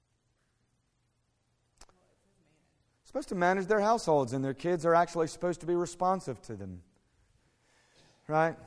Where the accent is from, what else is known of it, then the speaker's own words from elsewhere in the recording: United States; also born or lived in Fort Worth, Texas; I'm an American. I live in Fort Worth